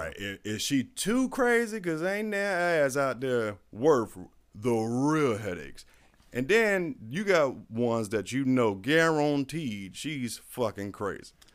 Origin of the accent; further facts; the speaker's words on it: Florida, United States; I'm a Florida boy, too. I was raised in Florida. Wasn't born here. I was raised here.